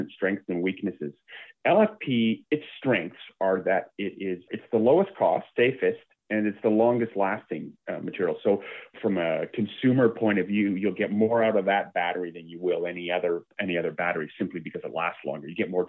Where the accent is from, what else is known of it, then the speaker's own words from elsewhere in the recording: Canada; as a Canadian